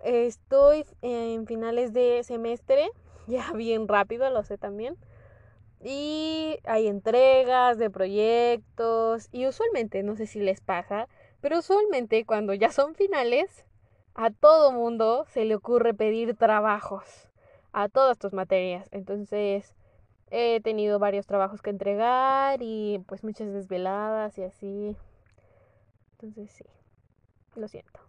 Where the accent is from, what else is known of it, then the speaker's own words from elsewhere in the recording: Morelos, Mexico; moved away as an adult; also born or lived in Toluca; yo soy del estado de Morelos